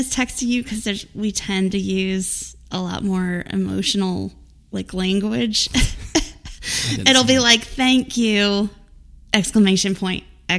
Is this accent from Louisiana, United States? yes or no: yes; New Orleans, Louisiana, United States; also born or lived in Wisconsin / Wyoming / Florida; I'm from New Orleans officially, that's where my family is, but my dad worked at AAA and we moved us around a lot, so I've also lived in Wisconsin and Wyoming and Florida, but the main base is New Orleans.